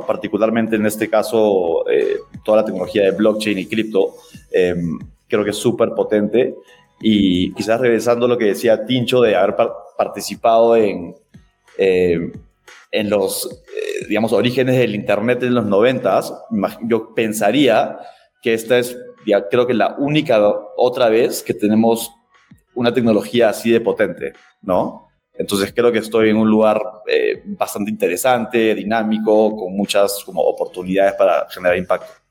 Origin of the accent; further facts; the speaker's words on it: Lima, Peru; moved away as an adult; now in Mexico City, Mexico; yo soy de Perú, eh, de Lima, eh, pero no vivo en Lima hace ocho años